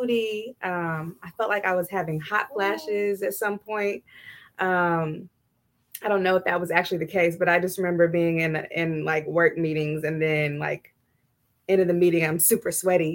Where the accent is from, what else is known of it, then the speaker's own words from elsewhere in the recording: Texas, United States; moved away as an adult; now in Ohio, United States; I am originally from Texas, moved to Ohio in 2014